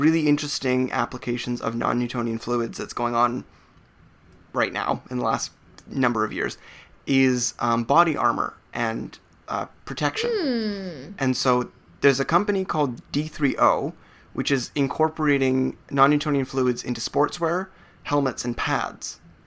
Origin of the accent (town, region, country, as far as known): Canada